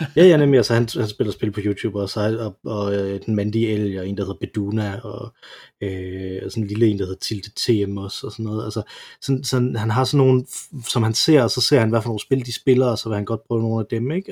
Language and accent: Danish; Denmark